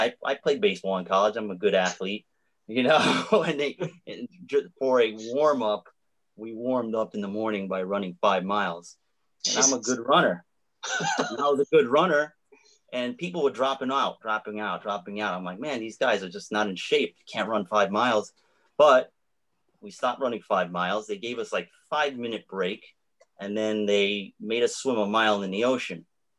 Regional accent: New York, United States; from New York.

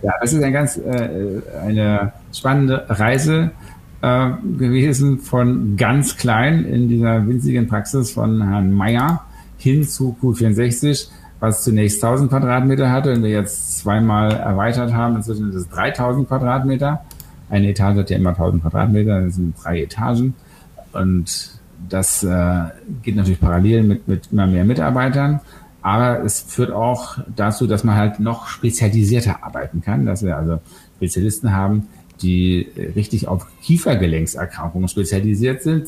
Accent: Berlin, Germany; ich komme aus Westberlin

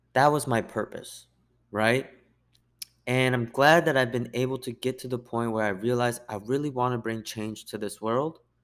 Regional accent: United States; I'm Korean American

